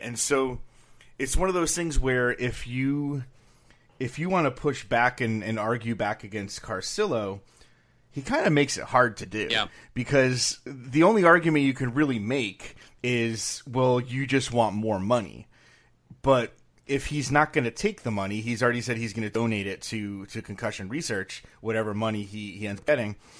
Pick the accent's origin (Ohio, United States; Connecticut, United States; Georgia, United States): Connecticut, United States; I grew up in Connecticut